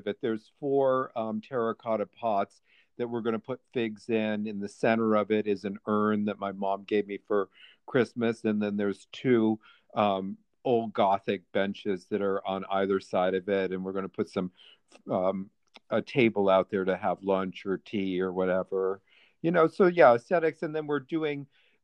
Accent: East Aurora, New York, United States; moved away; I was from this little country town called East Aurora

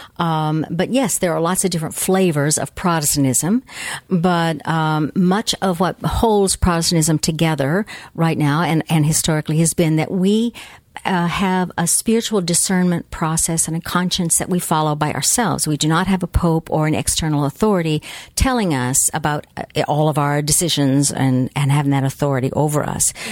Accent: United States; we as American North Americans

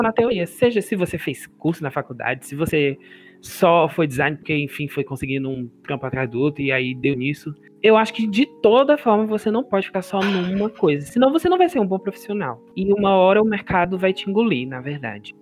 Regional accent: Fortaleza, Ceará, Brazil; todos nós somos de Fortaleza, né? Fortaleza, Ceará

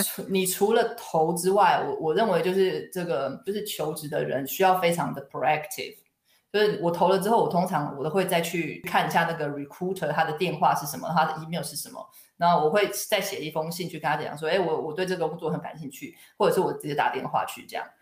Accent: Taiwan; moved away as an adult; now in United Kingdom; 对于我一个华人，我是土生土长的台湾人，所以英文对我来说是一个第二外国语

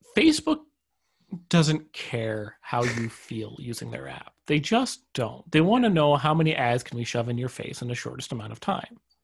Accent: Canada; I'm actually Canadian

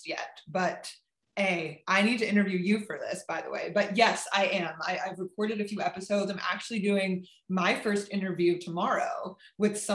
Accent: California, United States; moved away as an adult; also born or lived in Berlin; I'm from California.

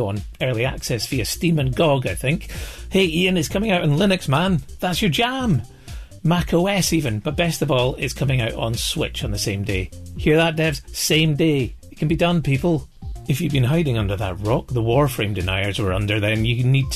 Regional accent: Scotland, United Kingdom; I'm from Scotland

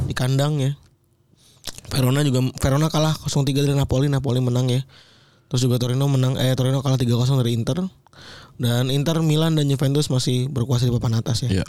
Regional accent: Java, Indonesia; now in Jakarta, Indonesia; dari Jawa ya eh aku perantau

